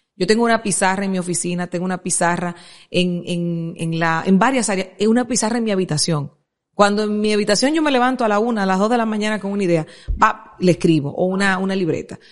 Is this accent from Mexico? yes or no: no; Santo Domingo Oeste, Distrito Nacional, Dominican Republic; yo vengo de Buenos Aires, de Herrera